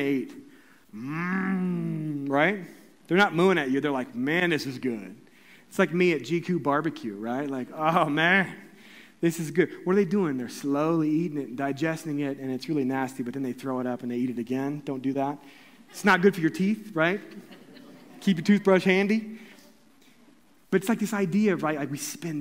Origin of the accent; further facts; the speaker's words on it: Columbia, Missouri, United States; my hometown in Columbia, Missouri